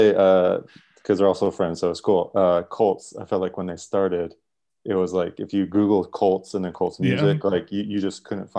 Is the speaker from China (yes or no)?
no; San Diego, California, United States; San Diego.